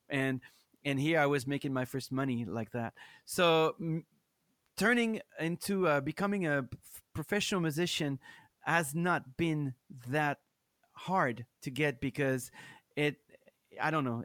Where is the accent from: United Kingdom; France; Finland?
France; English is a second language; moved away as an adult; also born or lived in Minneapolis / Chicago; I'm from France